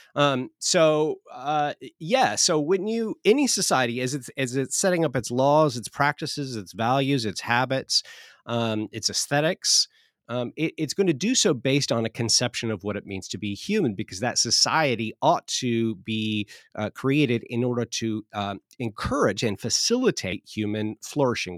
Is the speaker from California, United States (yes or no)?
yes; Southern California, United States; moved away as an adult; now in Oklahoma, United States; I'm from Southern California. The first 22, 23 years of my life, I lived there